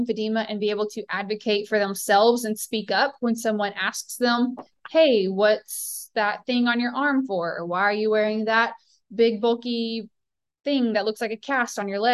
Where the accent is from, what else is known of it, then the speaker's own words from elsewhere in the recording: Southern United States, United States; accent: Southern; my Southern accent